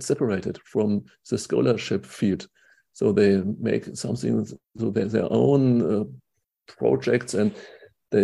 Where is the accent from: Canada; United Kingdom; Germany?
Germany; I'm from Germany